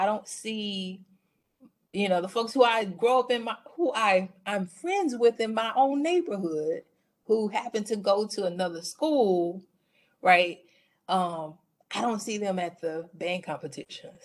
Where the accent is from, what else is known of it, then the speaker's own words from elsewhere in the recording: Mobile, Alabama, United States; moved away as an adult; also born or lived in Illinois / Indiana; now in Arizona, United States; I'm from Mobile, Alabama, the South, where just like other regions of the country, schooling is very segregated